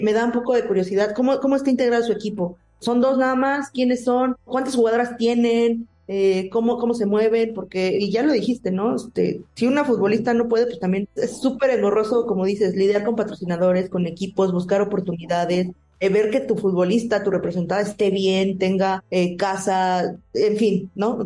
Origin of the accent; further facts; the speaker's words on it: Mexico; aquí en México